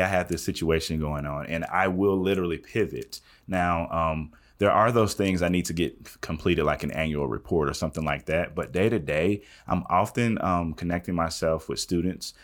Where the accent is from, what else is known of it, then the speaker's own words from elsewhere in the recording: Southwestern Kentucky, United States; moved away as an adult; I'm from West, Southwestern Kentucky